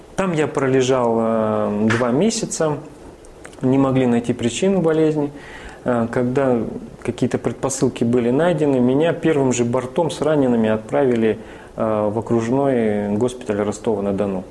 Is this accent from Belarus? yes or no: no; Northern Kazakhstan, Kazakhstan; also born or lived in Vladikavkaz / Rostov-on-Don; now in Tula, Russia; она моя землячка угу. северного Казахстана. Я родился в Казахстане